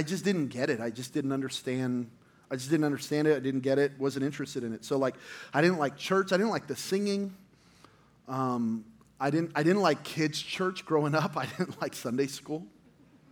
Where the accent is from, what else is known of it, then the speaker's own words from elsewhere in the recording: New Mexico, United States; I'm from New Mexico